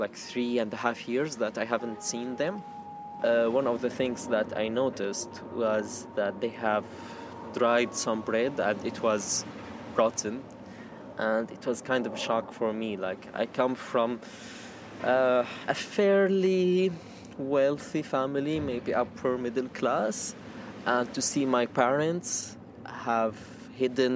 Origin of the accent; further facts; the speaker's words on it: Syria; moved away as an adult; now in United Kingdom; I'm from Syria. I came here to the UK 1 year and a half in September 2015